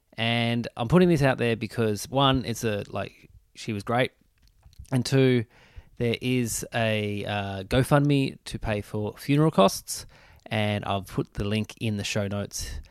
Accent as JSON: {"language": "English", "town": "Burnie", "region": "Tasmania", "country": "Australia", "tie": "born or raised there", "also_born_or_lived": "Launceston, Australia", "moved": "as an adult", "lives_now": "Melbourne, Australia", "said": "I'm a kid from Burnie."}